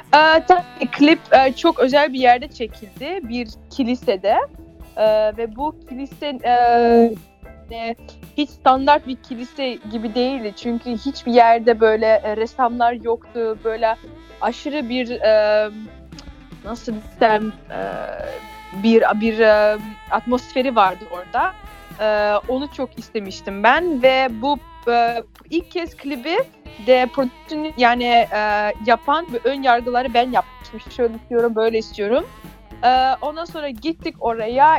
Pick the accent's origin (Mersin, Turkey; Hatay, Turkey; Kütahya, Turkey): Hatay, Turkey; Hataylı olduğumuz için